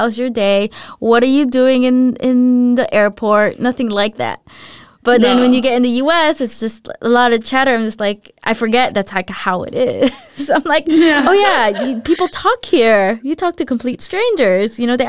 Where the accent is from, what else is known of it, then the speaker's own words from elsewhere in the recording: United States; now in Denmark; I definitely feel like a tourist when I go in my home country. And I think I get more culture shocks when I go back to the U.S.